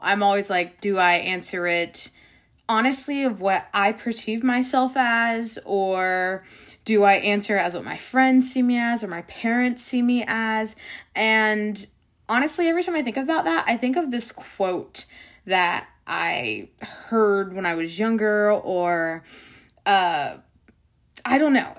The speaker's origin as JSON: {"language": "English", "region": "Florida", "country": "United States", "tie": "born or raised there", "said": "Growing up in Florida, the beaches, you know, um, protecting our ecosystem was always really dear"}